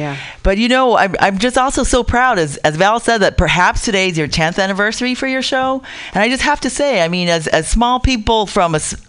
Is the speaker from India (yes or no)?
no; Tonga; moved away; also born or lived in Utah, United States; even in when I was growing up in Tonga, and also when I was growing up in Utah, when we came as immigrants through the Mormon Church to Utah.